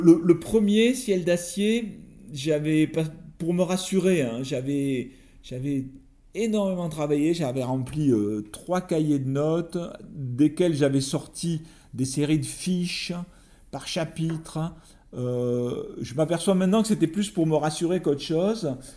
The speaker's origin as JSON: {"language": "French", "country": "France", "said": "je suis écrivain, je viens de France"}